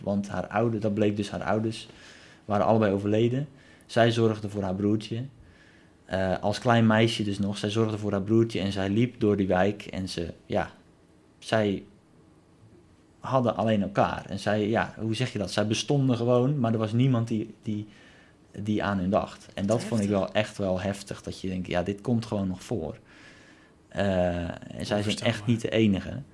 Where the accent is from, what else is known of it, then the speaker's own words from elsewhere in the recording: Netherlands; als Nederlander